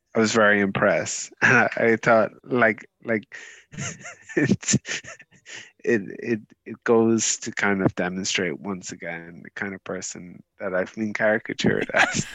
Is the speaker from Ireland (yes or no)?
yes; Ireland